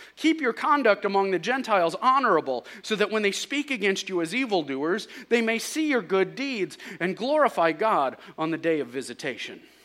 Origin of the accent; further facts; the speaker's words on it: St. Louis, Missouri, United States; we're from Saint Louis and used to it